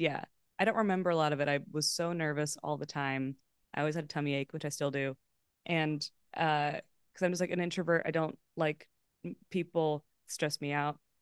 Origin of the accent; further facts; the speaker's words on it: Los Angeles, California, United States; also born or lived in Boston; I grew up in Los Feliz and Pasadena